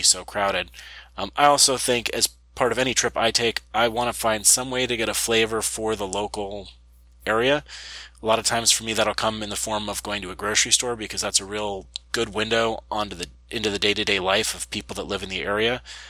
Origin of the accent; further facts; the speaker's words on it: United States; I'm from the United States.